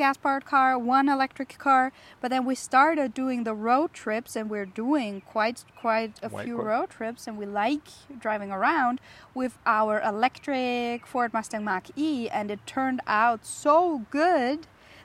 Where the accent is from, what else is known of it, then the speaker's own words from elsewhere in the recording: Austria; moved away; my home country